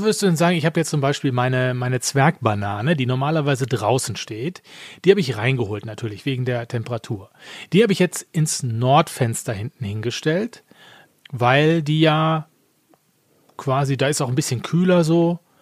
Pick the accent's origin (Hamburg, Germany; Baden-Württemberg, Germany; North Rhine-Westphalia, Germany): North Rhine-Westphalia, Germany; Essen; ich komme gebürtig aus Essen